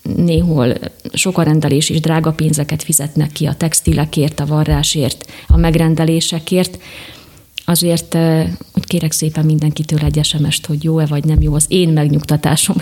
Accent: Véke, Košice Region, Slovakia; moved away as an adult; also born or lived in Warrington, United Kingdom; now in Nagygéres, Slovakia; Én Vékéről származom

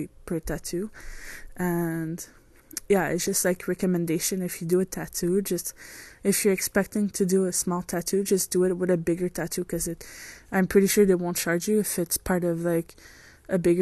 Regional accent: France; moved away; I'm French.

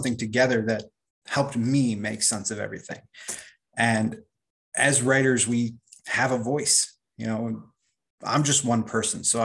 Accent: Chicago, Illinois, United States; I'm from Chicago

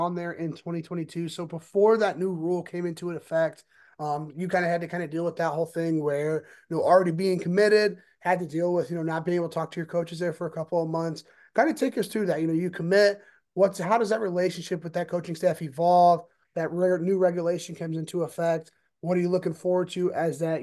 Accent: United States; Definitely a legend around here in my hometown. We live about 45 minutes away from South Bend.

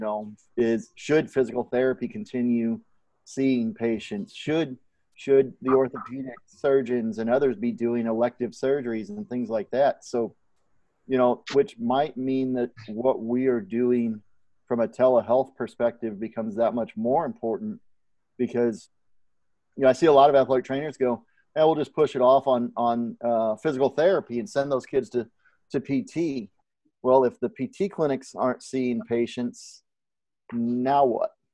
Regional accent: Southern Illinois, United States; now in Texas, United States; being from Southern Illinois, I am still from the South, although it's above the Mason Dixon line

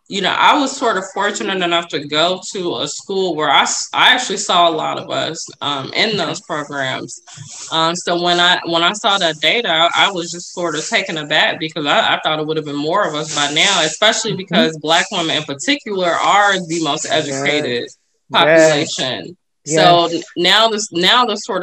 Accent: Chicago, Illinois, United States; I'm from Chicago

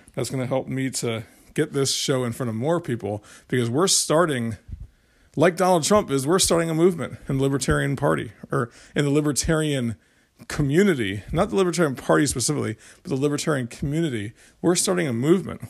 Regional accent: Connecticut, United States; I grew up in Connecticut

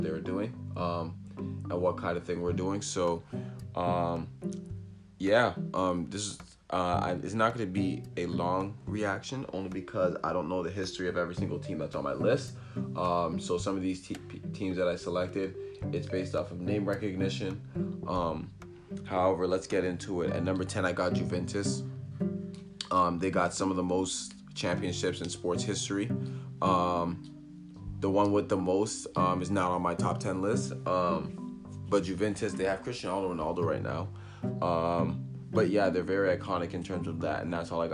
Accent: Canada; As Canadian

